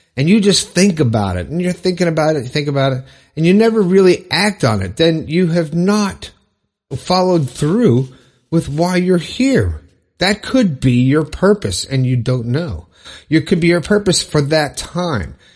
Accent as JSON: {"language": "English", "area": "Broward County", "region": "Florida", "country": "United States", "said": "I'm from Florida. I'm from Broward County"}